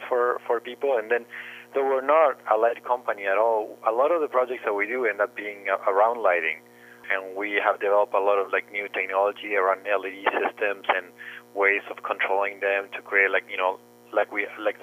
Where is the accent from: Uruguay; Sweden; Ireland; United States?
Uruguay; moved away as an adult; now in Canada; my background is I'm from Uruguay, and I started working when I was very young.